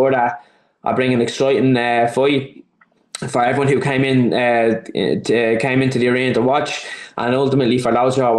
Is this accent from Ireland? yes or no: yes; Dublin, Leinster, Ireland; I'm from Dublin, it's in Dublin.